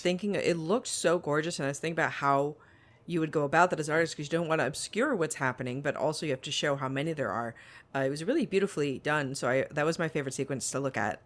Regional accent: Las Vegas, Nevada, United States; I'm from Las Vegas.

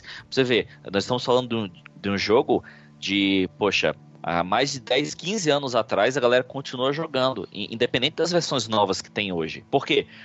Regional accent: Fortaleza, Ceará, Brazil; now in São Paulo, Brazil; eu sou de Fortaleza, no Ceará, sou nordestino aqui perdido em São Paulo

